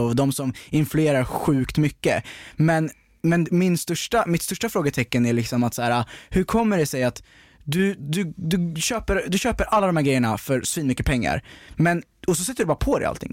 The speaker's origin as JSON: {"language": "Swedish", "area": "outside Stockholm", "region": "Stockholm County", "country": "Sweden", "tie": "born or raised there", "said": "jag växte upp utanför Stockholm"}